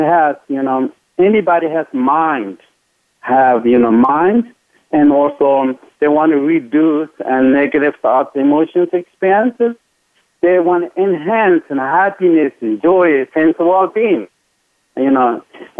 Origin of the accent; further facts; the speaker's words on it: Tibet, China; moved away; growing up in Tibet